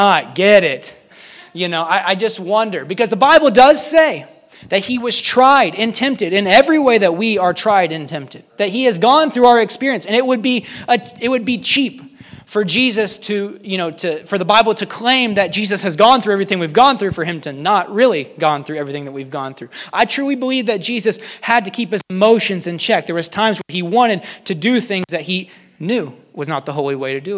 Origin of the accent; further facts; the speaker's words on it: United States; As an American